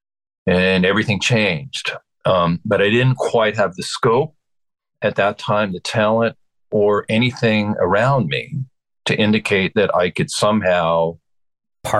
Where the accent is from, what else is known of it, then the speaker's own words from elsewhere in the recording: Westchester County, New York, United States; also born or lived in Madison, Wisconsin; I grew up in right outside of Manhattan. I grew up like 20 miles north here.